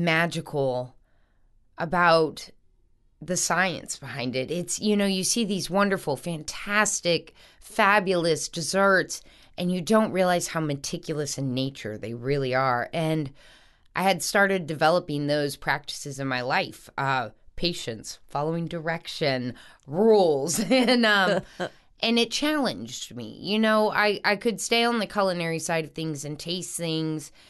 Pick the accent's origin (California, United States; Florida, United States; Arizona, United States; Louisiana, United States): Louisiana, United States; North Shore; also born or lived in New Orleans, Louisiana; I grew up on the North Shore for a while